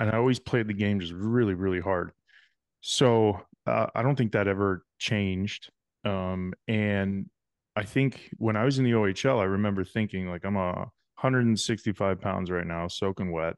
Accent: King City, Ontario, Canada; I grew up in a small town called King City, Ontario

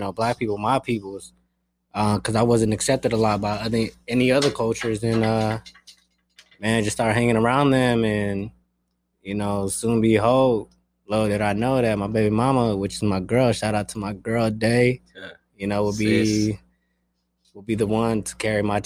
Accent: Denver, Colorado, United States; English is a second language; also born or lived in San Pedro, California; I was born in San Pedro, but moved to Colorado, Denver, Colorado. Man, basically raised there

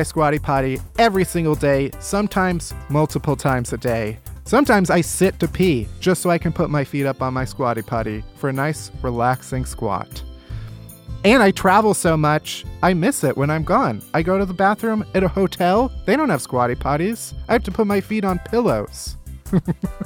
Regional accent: Chicago, Illinois, United States; I grew up in Chicago

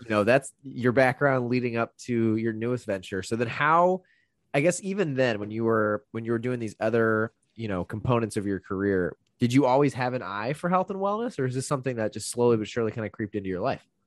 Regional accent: Indiana, United States; I grew up in Indiana

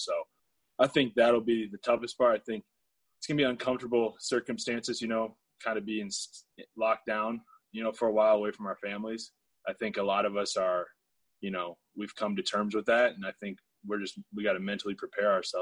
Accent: Iowa, United States; I grew up in Iowa where not a huge black population

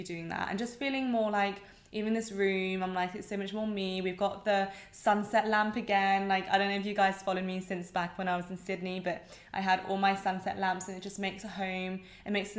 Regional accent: England, United Kingdom; accent: English

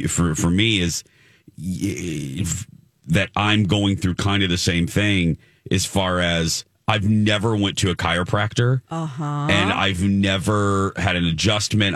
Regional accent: Minnesota, United States; I'm too Minnesotan.

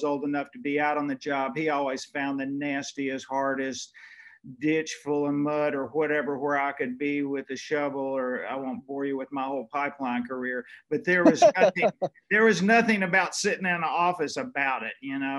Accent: Shreveport, Louisiana, United States; growing up in Shreveport

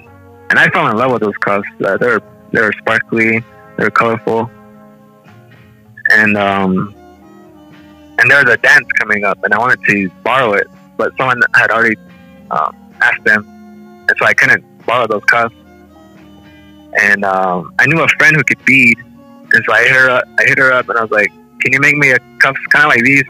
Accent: Shungopavi, Arizona, United States; now in Cedar City, United States; I'm from Somopoli, and I grew up in all these important things

